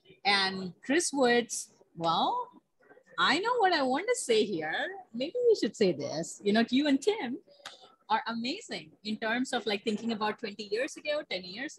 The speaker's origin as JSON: {"language": "English", "country": "India", "tie": "born or raised there", "moved": "yes", "said": "Yes, so I was born in India"}